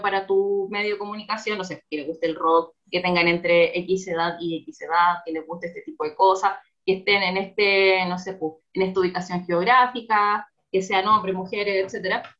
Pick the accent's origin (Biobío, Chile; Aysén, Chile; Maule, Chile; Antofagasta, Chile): Biobío, Chile; Concepción; moved away as an adult; now in Santiago, Chile; soy de Conce, ahí estudié